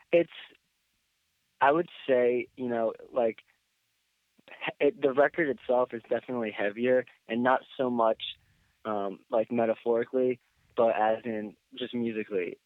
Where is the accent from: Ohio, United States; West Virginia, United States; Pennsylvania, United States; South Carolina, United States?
Pennsylvania, United States; Philadelphia; also born or lived in Boston; I eventually decided just to come back to my hometown